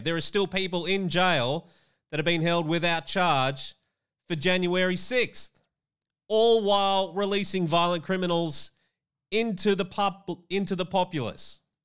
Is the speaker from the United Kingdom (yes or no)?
no; Australia; as an Australian